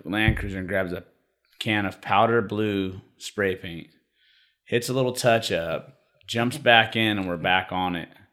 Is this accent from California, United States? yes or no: yes; Sacramento, California, United States; I grew up down in South Sac, so it was a bunch of, you know, I was in the ghetto